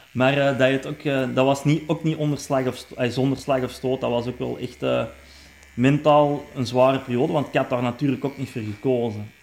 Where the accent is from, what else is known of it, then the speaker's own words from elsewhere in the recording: Meer, Flanders, Belgium; also born or lived in Rijkevorsel / Hoogstraten / Zondereigen / Vlimmeren; ik ben in het Fortuin opgegroeid hè, bij onze pa